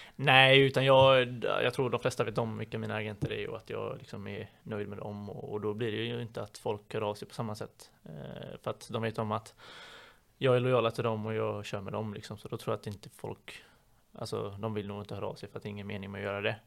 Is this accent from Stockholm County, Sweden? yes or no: no; Partille, Västra Götaland, Sweden; moved away as an adult; also born or lived in Gothenburg; now in Borås, Sweden; där jag kommer ifrån i Partille då så var vi ett gäng ungdomar som var ute varje kväll